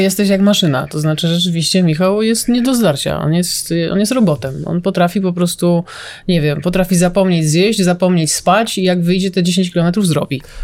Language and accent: Polish; Stalowa Wola, Subcarpathian Voivodeship, Poland; z mojego rodzinnego miasta